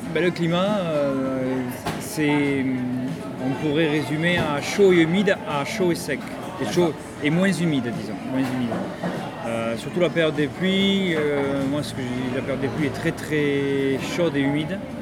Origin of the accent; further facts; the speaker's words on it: Toulouse, Occitania, France; moved away as an adult; now in Phuket, Thailand; je, viens de Toulouse, en France